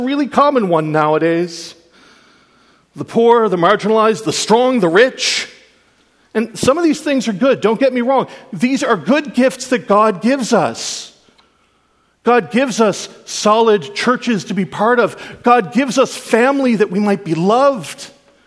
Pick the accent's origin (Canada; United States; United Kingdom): Canada; I'm a Canadian